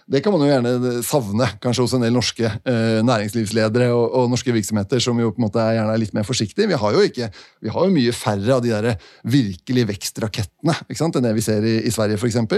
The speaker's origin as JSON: {"language": "Norwegian", "country": "Denmark", "second_language": "Norwegian", "said": "Selv om det ikke høres sånn ut, så er jeg dansk."}